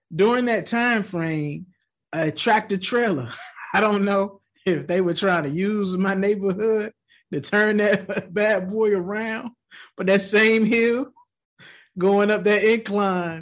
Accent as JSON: {"language": "English", "area": "Tidewater", "region": "Virginia", "country": "United States", "tie": "born or raised there", "moved": "yes", "said": "I grew up in Tidewater, Virginia"}